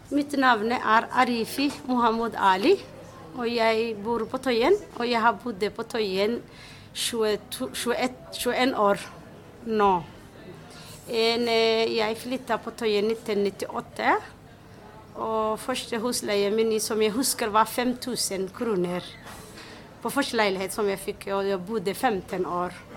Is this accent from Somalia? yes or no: yes; Somalia; Norwegian is a second language; now in Oslo, Norway; Jeg er fra Somalia. Og jeg har kommet til Norge i 1994